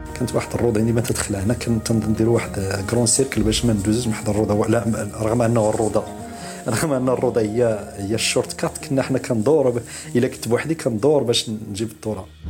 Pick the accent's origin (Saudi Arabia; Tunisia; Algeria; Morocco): Morocco; عندنا في المغرب